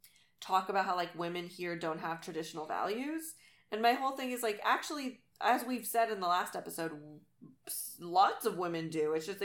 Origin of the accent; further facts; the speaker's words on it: United States; because I'm American, I have the ability to live there.